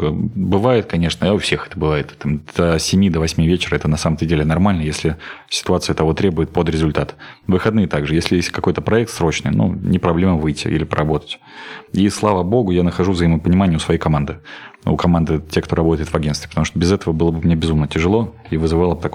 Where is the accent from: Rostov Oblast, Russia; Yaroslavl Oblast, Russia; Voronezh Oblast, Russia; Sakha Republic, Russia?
Voronezh Oblast, Russia; Voronezh; Я Воронежскую область люблю, я коренной воронежец, я готов и хочу э, работать здесь